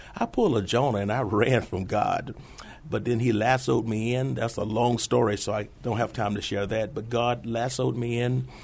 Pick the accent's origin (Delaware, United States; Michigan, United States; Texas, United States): Texas, United States; Houston; moved away as an adult; now in San Antonio, United States; Originally, I was born in Houston, Texas. I was there approximately 30 years prior to coming to San Antonio. I did my high schooling there